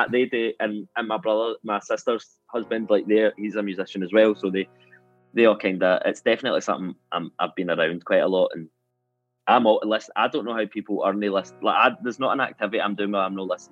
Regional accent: Glasgow, Scotland, United Kingdom; I'm from a place called Corker Hill

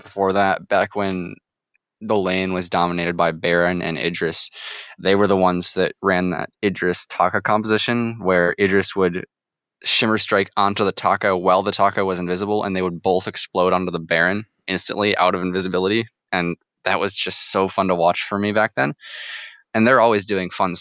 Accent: Michigan, United States; being from Michigan

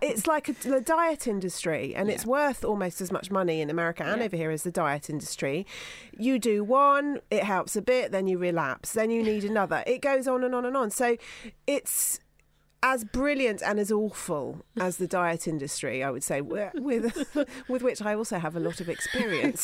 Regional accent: Somerset, South West England, United Kingdom; growing up in Somerset in the 1970s

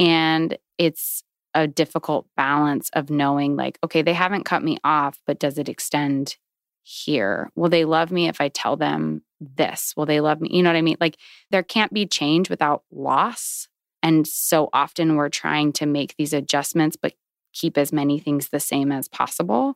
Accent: Virginia, United States; I grew up in Virginia

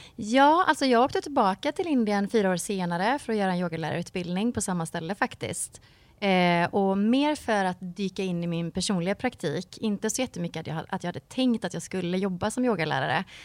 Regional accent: Mark Municipality, Västra Götaland, Sweden; moved away as an adult; now in Varberg, Sweden; jag växte upp i Marks kommun som är en timme härifrån ungefär.

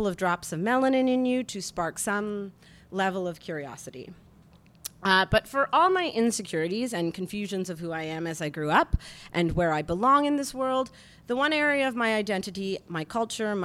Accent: Canada

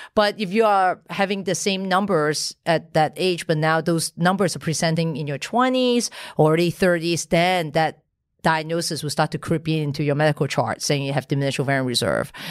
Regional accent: Hong Kong; I, I was born in Hong Kong

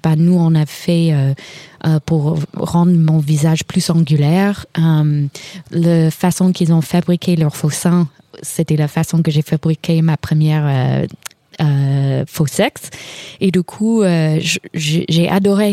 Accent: Kentucky, United States; French is a second language; moved away; je suis de Kentucky

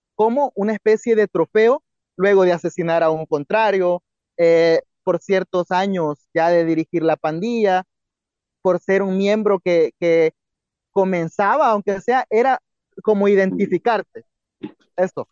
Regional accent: El Salvador; como salvadoreños podemos ver

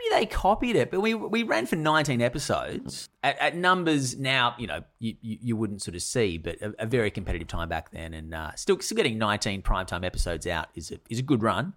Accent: Sydney, New South Wales, Australia; we grew up in the northern beaches

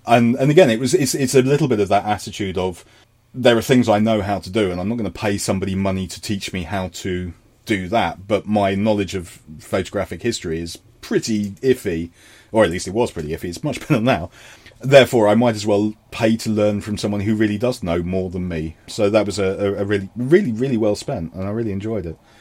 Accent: London, United Kingdom; moved away; I am a Londoner.

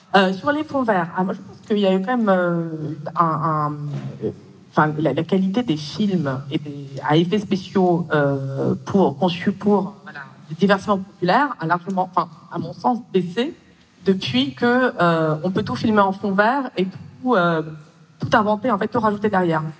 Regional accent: Russia; moved away; je suis née en Russie et je suis d'origine russe.

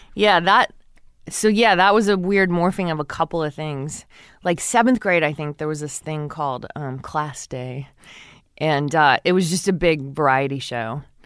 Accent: Texas City, Texas, United States; I grew up in Texas City

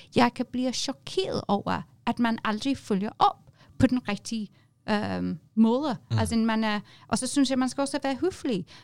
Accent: England, United Kingdom; Danish is a second language; moved away as an adult; now in Denmark

